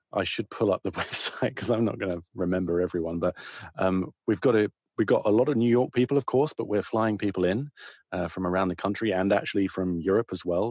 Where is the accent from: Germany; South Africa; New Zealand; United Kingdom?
United Kingdom; moved away as an adult; now in United States; I'm a Brit